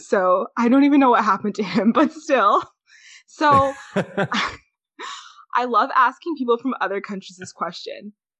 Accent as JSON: {"language": "English", "country": "Canada", "said": "Okay, I'm Canadian, so the fact that I sound American is actually really funny."}